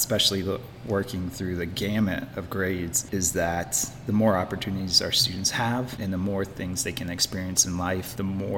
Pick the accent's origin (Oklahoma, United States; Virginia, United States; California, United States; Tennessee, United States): Tennessee, United States; Memphis; also born or lived in Florida / Cortland, New York; now in Old Forge, United States; I grew up in Memphis, Tennessee, down on the Mississippi River